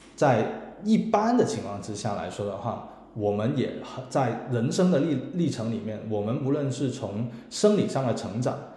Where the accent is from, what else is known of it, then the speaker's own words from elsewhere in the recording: Guangzhou, Guangdong, China; 作为一个广州人来说的话